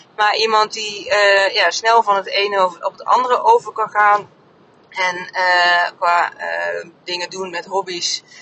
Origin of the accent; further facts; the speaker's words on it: Oldenzaal, Overijssel, Netherlands; moved away as an adult; also born or lived in North Brabant / Harderwijk; mijn hele puberteit in, in Oldenzaal heb gewoond, Enschede